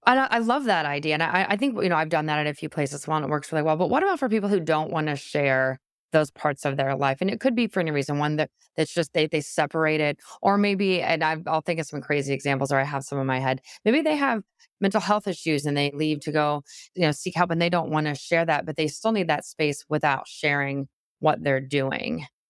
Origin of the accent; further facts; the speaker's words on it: Midwest, United States; also born or lived in Wisconsin; I'm from the Midwest, I live in Wisconsin